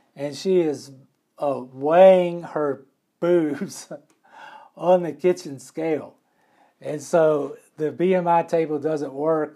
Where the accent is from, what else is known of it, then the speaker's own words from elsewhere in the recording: McComb, Mississippi, United States; moved away; I am from Mississippi